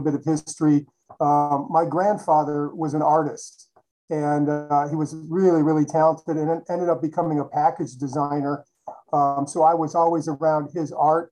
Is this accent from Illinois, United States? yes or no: yes; Chicago, Illinois, United States; I grew up in Chicago